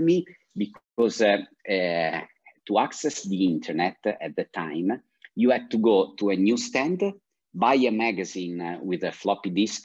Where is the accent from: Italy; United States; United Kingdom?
Italy; Milan, Lombardy; I grew up in Milan, and my father is uh, from Naples